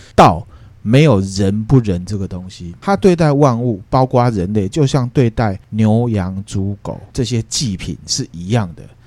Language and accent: Chinese; Taiwan; 我只觉得我是台湾人， 那我不会去再从台湾人下面去分